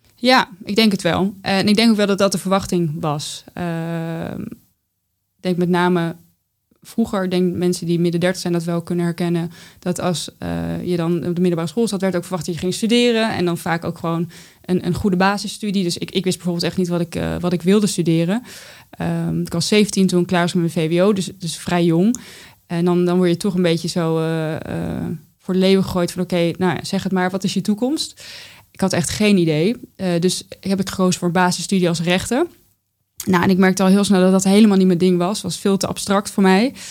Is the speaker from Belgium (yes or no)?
no; North Brabant, Netherlands; born or raised there; now in The Hague, Netherlands